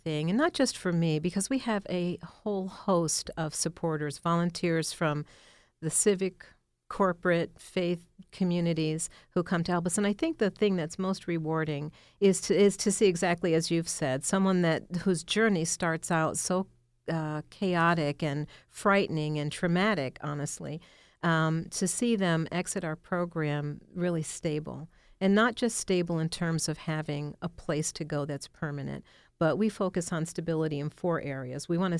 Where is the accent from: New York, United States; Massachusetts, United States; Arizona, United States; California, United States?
New York, United States; Buffalo; moved away as an adult; Actually, I came from Buffalo, New York. I was in the nonprofit world there. And when I relocated here in 2009, I just did a job search